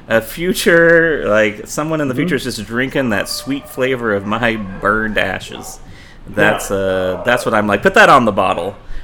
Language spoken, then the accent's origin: English; the South, United States; now in San Francisco, United States; I'm from the South. I don't live there. I want people listening to know that about me. I chose to come to San Francisco from the rural South.